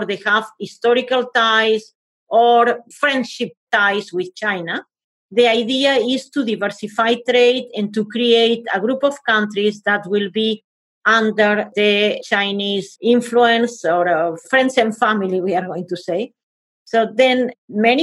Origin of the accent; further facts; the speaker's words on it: Spain; I am from Spain